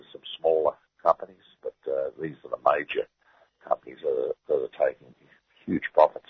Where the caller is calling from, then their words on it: Newcastle, New South Wales, Australia; I'm speaking from Newcastle, of course, so I see plenty of these companies around up the Hunter Valley here.